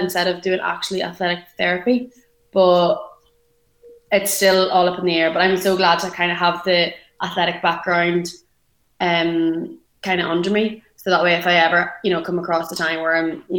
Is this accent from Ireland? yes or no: yes; Monaghan, Ulster, Ireland; also born or lived in Dublin; I'm from Ireland. So I'm in a little country called Monaghan.